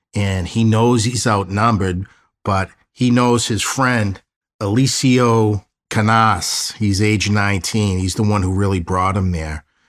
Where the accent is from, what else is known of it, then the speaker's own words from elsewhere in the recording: Boston, Massachusetts, United States; I grew up in South Boston